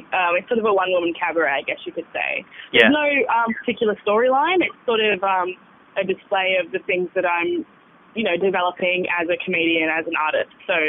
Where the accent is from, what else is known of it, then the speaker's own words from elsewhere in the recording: Sydney, New South Wales, Australia; born there; now in Bathurst, Australia; I was born in Sydney and we sort of moved around a bit.